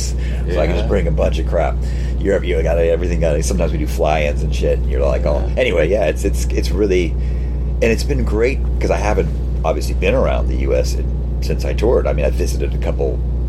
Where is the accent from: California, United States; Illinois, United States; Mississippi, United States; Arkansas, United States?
California, United States; Well, we're from California, too. We were started in a beach town, so maybe our image was more like that California, don't give a shit, skateboard, surf, all that shit.